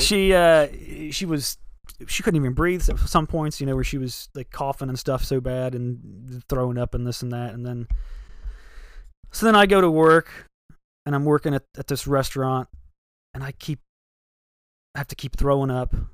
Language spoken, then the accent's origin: English; Ohio, United States; I'm from Ohio